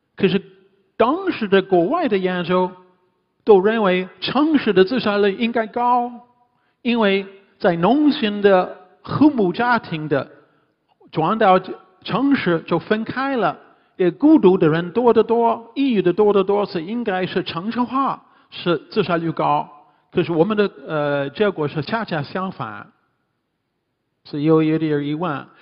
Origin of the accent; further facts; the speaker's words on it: Canada; Chinese is a second language; moved away as an adult; also born or lived in Hunan / Hubei / Beijing; now in Shanghai, China; 我是加拿大人，第一次来中国是七六年